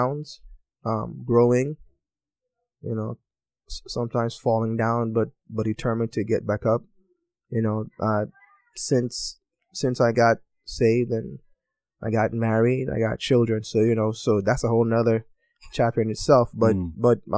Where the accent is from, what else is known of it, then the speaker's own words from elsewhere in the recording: U.S. Virgin Islands; moved away as an adult; I'm from St. Thomas, U.S. Virgin Islands. You know, so I was born an American, but I was raised in the island, so I got kind of best of both worlds. You know, born and raised there. I left there when I was 19.